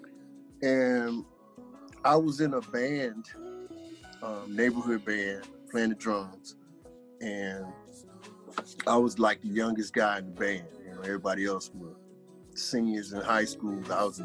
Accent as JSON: {"language": "English", "town": "Gary", "region": "Indiana", "country": "United States", "tie": "born or raised there", "moved": "yes", "lives_now": "Atlanta, United States", "said": "born and raised in Gary, Indiana."}